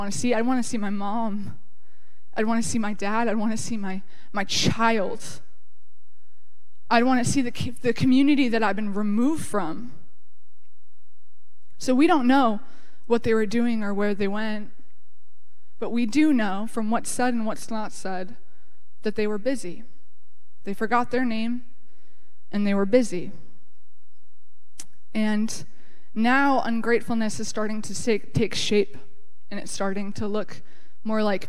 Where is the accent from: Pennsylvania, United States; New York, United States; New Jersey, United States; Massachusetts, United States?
Massachusetts, United States; Cape Cod; I grew up on Cape Cod